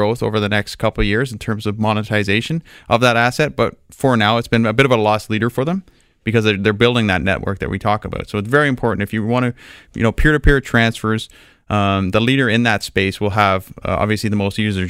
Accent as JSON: {"language": "English", "country": "Canada", "said": "as a Canadian investor"}